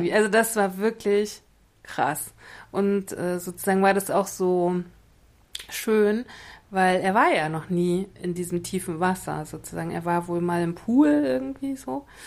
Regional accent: Mecklenburg-Vorpommern, Germany; Ich bin Mecklenburgerin

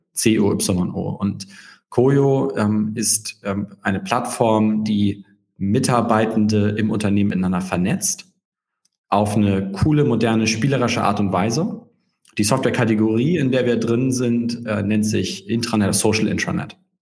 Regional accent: Hamburg, Germany; ich ähm, bin Hamburger

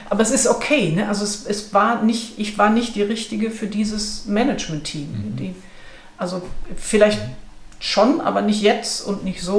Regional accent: Ruhr area, North Rhine-Westphalia, Germany; ich komme aus dem Ruhrgebiet

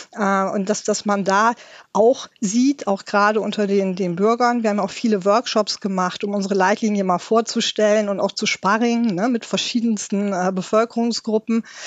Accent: Germany; bei uns in Deutschland

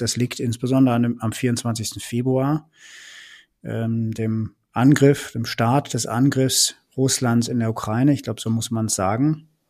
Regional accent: Rhineland, Germany; moved away; ich komme ja selbst aus dem Rheinland, oute ich mich mal und ähm, bin deswegen zwar schon so ein bisschen äh, nördlicher jetzt beheimatet

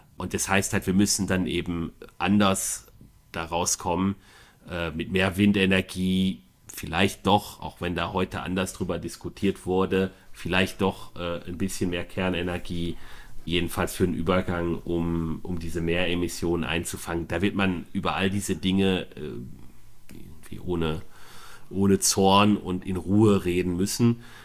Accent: Bonn, North Rhine-Westphalia, Germany; als Bonner

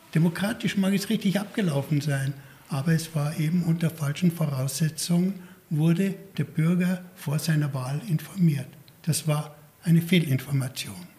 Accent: Garmisch-Partenkirchen, Bavaria, Germany; ich geboren bin in Garmisch-Partenkirchen

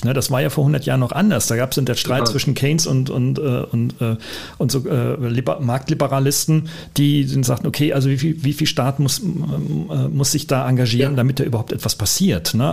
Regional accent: Germany; wir kommen beide aus Deutschland

